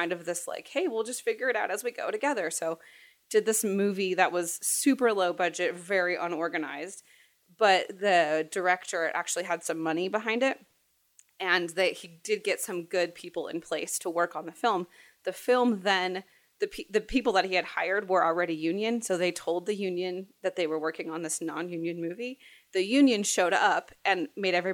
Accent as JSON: {"language": "English", "town": "Phoenix", "region": "Arizona", "country": "United States", "tie": "born or raised there", "also_born_or_lived": "Los Angeles / Baltimore", "moved": "as an adult", "lives_now": "Phoenix, United States", "said": "I grew up in Arizona"}